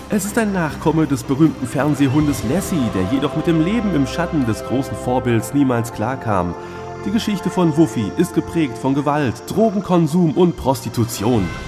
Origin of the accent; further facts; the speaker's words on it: Hamm, North Rhine-Westphalia, Germany; in meiner Heimatstadt Hamm